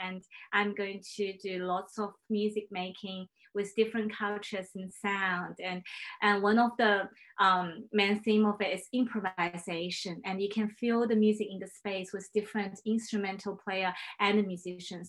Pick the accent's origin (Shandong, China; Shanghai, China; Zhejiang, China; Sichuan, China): Shanghai, China; English is a second language; also born or lived in Paris, France; now in Brisbane, Australia; I was born in China